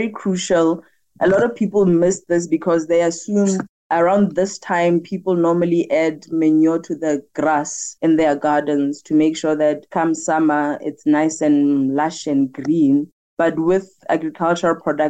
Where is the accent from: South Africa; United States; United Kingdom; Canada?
South Africa; Mahikeng, North West; I'm born and bred in Mafikeng.